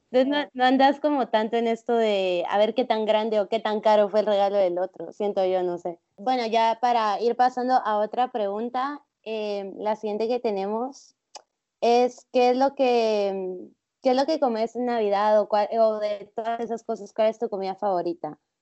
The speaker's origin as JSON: {"language": "Spanish", "country": "Guatemala", "said": "gente de acá de Guatemala"}